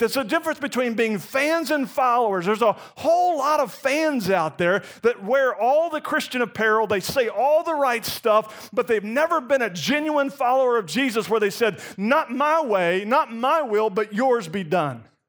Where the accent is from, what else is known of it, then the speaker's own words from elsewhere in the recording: Gainesville, Florida, United States; moved away; I grew up in Gainesville, Florida